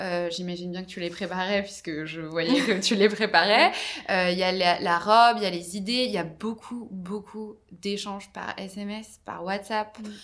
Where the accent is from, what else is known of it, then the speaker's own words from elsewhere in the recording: Brittany, France; je suis originaire de Bretagne